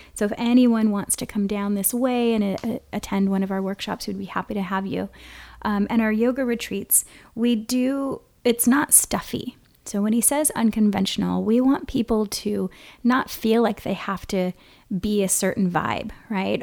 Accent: Kona, Hawaii, United States; moved away as an adult; also born or lived in San Francisco, California; now in Oceanside, United States; I am from Hawaii, from Kona specifically, and living now in Southern California

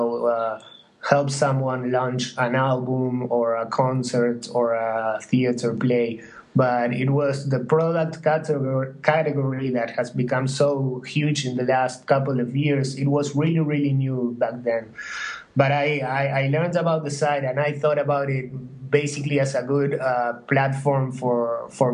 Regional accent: Uruguay; moved away as an adult; also born or lived in New York; I'm from Uruguay, and I was in New York.

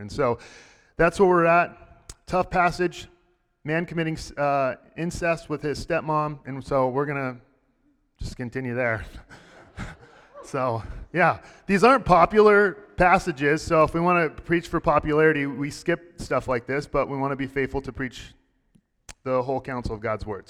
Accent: Texas, United States; I grew up in Texas

